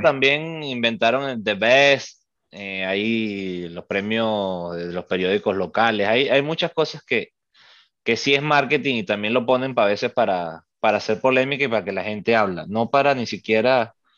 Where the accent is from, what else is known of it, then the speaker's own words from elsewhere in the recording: Venezuela; Nosotros somos venezolanos